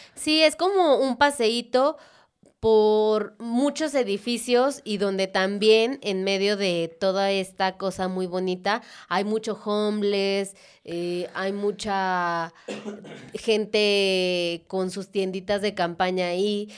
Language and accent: Spanish; Mexico; nosotros como mexicanos